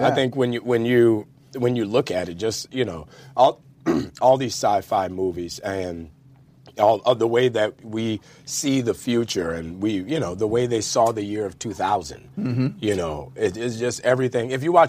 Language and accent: English; New Orleans, Louisiana, United States; No, it's very important to me that everybody know I'm from New